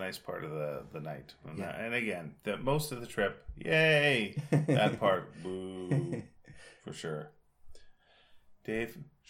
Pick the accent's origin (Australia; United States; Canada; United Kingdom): Canada; I'm a Canadian making a waffle with an American waffle maker in Belgium?